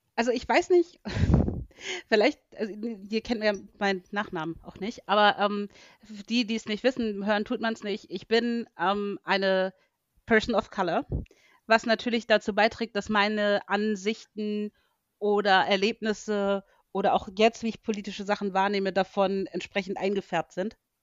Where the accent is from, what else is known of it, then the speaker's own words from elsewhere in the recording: Hamburg, Germany; also born or lived in Arizona; als Hamburgerin